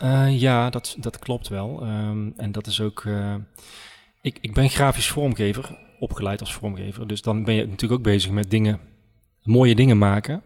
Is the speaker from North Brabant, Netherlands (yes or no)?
yes; Oisterwijk, North Brabant, Netherlands; ik ben geboren en getogen in Oosterwijk